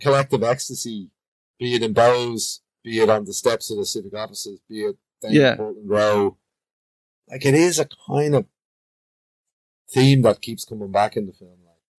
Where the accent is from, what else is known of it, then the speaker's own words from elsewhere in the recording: Bray, Leinster, Ireland; now in Dublin, Ireland; I grew up in Bray, which is a pretty working class place as well.